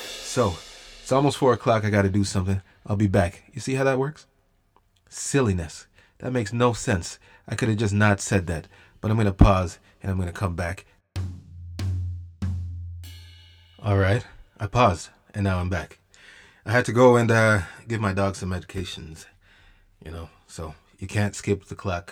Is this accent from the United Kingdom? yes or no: no; Jamaica; now in Canada; the storytelling culture in Jamaica, at least when I was growing up, was way different than it is over here in Canada